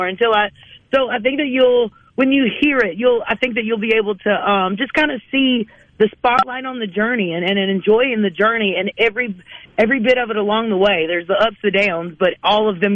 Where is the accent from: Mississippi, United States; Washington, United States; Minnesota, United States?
Mississippi, United States